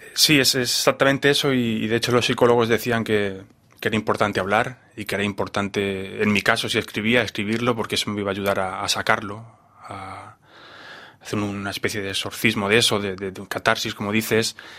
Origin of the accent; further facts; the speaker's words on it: Spain; moved away; yo vengo de España, donde, donde es un país totalmente bipolar